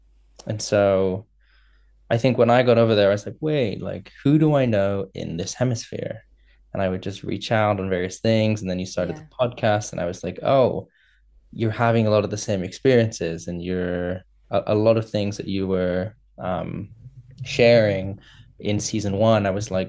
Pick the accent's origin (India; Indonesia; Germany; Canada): Indonesia; moved away; also born or lived in United Kingdom / China / United States; But I'm originally from Indonesia. I moved to the UK, to China, to the US.